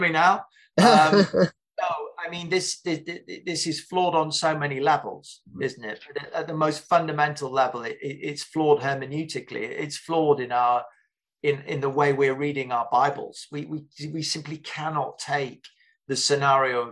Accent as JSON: {"language": "English", "region": "England", "country": "United Kingdom", "said": "an English Reformed Baptist"}